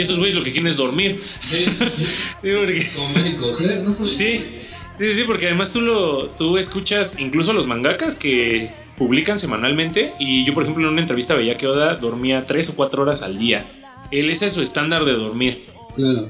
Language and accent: Spanish; Mexico; de donde nosotros somos de México